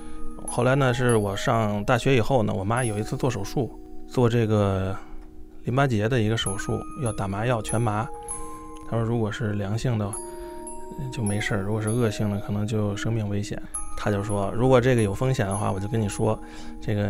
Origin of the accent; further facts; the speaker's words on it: Gucheng, Hebei, China; born there; 我是在干校出生的， 这个干校在河北省那个故城，他们是知青从内蒙这个往回调嘛，嗯，就调到那那个地方，那地方离北京一两个小时的路程，就是说在那个地方呃相识的，然后我就是在那儿出生的。